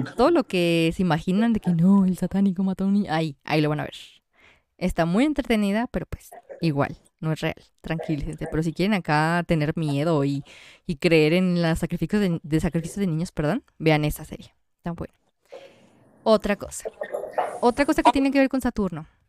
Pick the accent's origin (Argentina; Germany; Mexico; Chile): Mexico; somos mexicanos